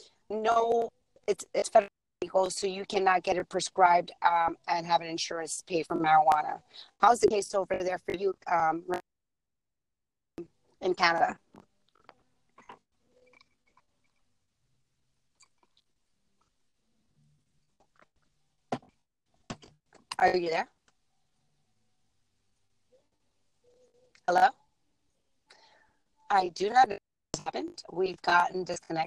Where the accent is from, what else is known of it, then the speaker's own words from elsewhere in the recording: United States; I'm from the U.S.